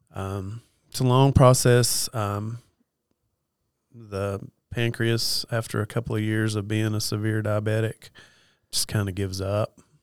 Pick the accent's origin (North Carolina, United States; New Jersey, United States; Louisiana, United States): North Carolina, United States; Western; also born or lived in East Tennessee; I'm from Western North Carolina